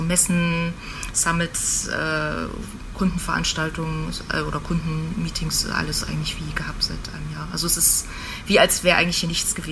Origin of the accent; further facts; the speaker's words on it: Greifswald, Mecklenburg-Vorpommern, Germany; ich komme ursprünglich aus Greifswald, äh, äh, an der schönen Ostsee